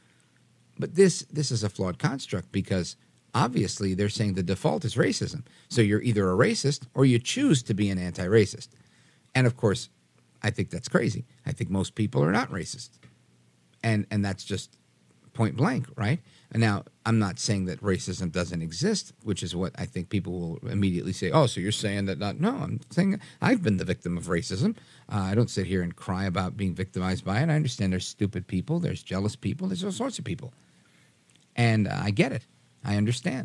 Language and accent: English; New York, United States; I grew up in New York.